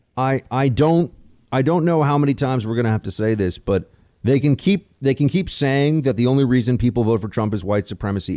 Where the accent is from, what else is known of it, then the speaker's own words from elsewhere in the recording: New York, United States; I'm a New Yorker